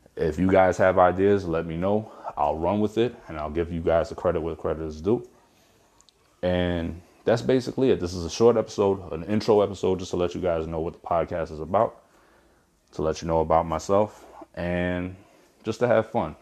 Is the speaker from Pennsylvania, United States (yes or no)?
no; Brooklyn, New York, United States; moved away; I'm from Brooklyn originally